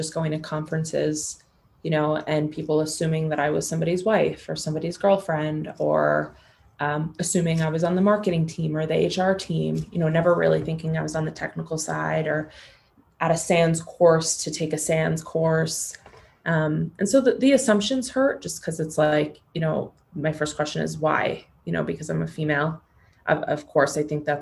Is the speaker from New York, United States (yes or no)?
yes; New York City, New York, United States; Being born and raised in New York City, I can't shake this type A part of me